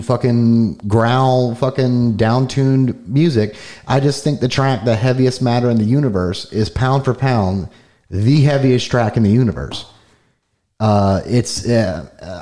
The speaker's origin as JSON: {"language": "English", "region": "Florida", "country": "United States", "said": "we're from Florida"}